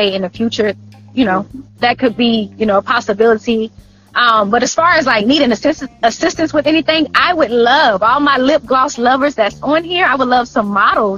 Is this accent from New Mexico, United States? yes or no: no; Woodbine, Georgia, United States; also born or lived in Florida; I was actually born in Florida, but definitely raised in Woodbine, Georgia